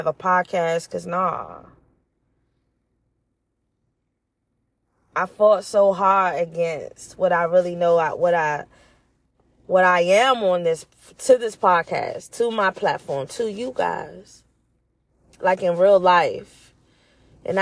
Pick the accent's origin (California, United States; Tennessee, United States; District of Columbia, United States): District of Columbia, United States; Washington; I was born in Washington, D.C.